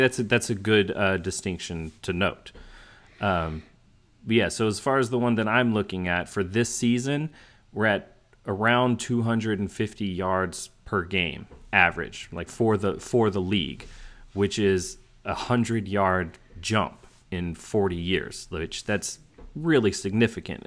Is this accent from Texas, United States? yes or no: yes; Houston, Texas, United States; I grew up in Houston where my formative years, like my high, junior high and high school years